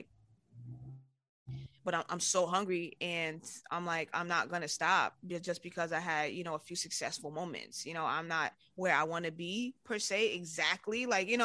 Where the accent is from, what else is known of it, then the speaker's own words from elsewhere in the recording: New York City, New York, United States; growing up in New York